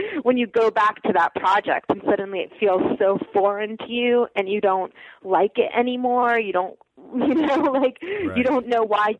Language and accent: English; United States; also born or lived in Soviet Union; I grew up in America